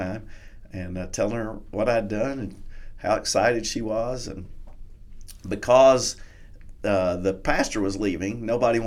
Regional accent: Kentucky, United States; I'm from Kentucky

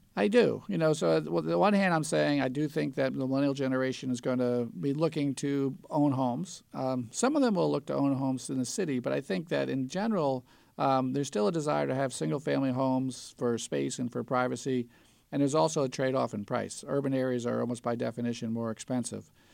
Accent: the New York area, United States; I grew up in the New York area in the late nineteen seventies

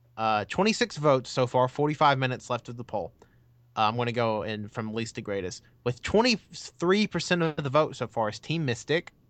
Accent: United States; I'm American

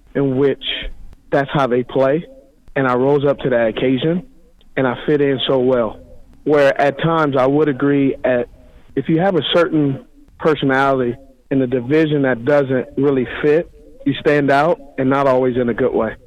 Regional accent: Los Angeles, California, United States; the porch I was raised on was in Los Angeles, California, very tough upbringing.

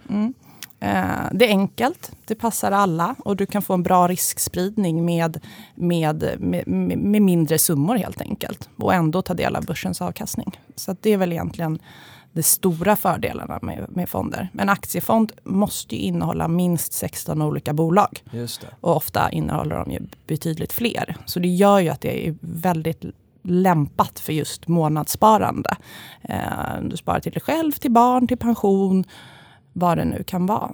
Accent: Järfälla, Stockholm County, Sweden; also born or lived in Uppsala / Åre; jag är uppvuxen i Järfälla utanför Stockholm

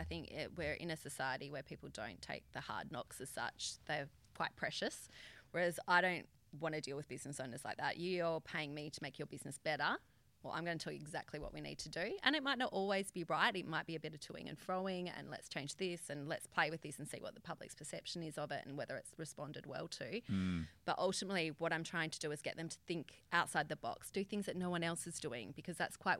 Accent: Albany, Western Australia, Australia; now in Perth, Australia; Albany, down south.

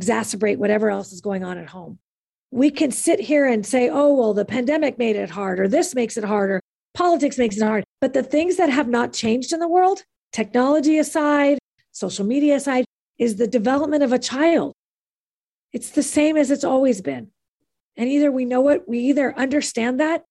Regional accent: California, United States; also born or lived in Kansas City, Missouri; I'm from California and this is my home

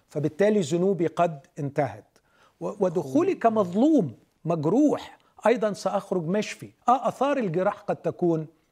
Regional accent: Alexandria Governorate, Egypt; moved away; أنا من اسكندرية

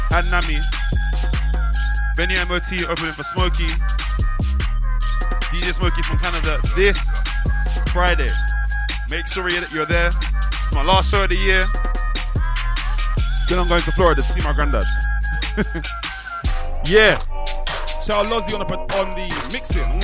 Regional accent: London, United Kingdom; I'm from London town specifically, that's north of the river.

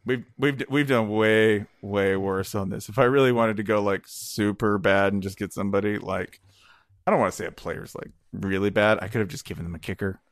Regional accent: Nashville, Tennessee, United States; I was born in Nashville.

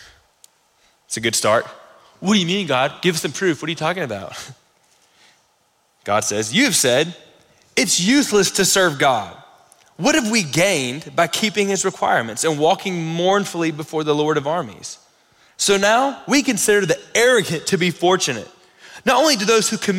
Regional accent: the South, United States; I'm from the South

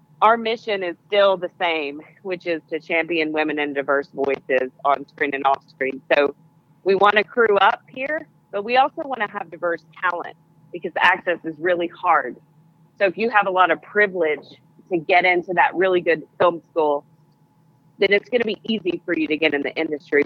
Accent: Pine Bluff, Arkansas, United States; I come from Pine Bluff. I'm from Pine Bluff originally.

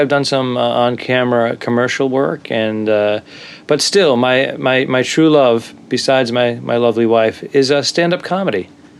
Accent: Rhode Island, United States; moved away; also born or lived in Boston / New York City; I lived in Boston for many, many years, but I'm originally from Rhode Island

